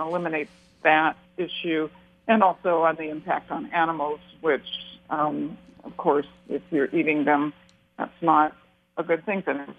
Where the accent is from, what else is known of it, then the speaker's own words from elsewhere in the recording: Portland, Oregon, United States; I grew up in Portland and, and lived in Oregon all my life